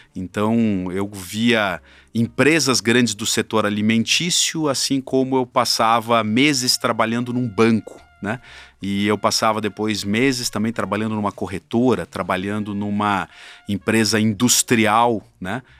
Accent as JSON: {"language": "Portuguese", "town": "Curitiba", "region": "Paraná", "country": "Brazil", "also_born_or_lived": "São Paulo", "moved": "as an adult", "said": "Eu vim é, de Curitiba para São Paulo para fazer faculdade"}